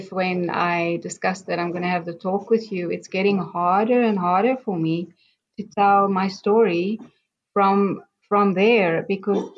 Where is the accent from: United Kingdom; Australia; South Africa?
South Africa; moved away as an adult; now in Israel; I grew up in South Africa and I'm 58 years old